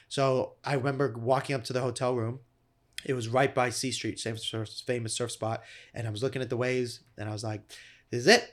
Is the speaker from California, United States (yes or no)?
yes; Malibu, California, United States; I'm from Malibu, California.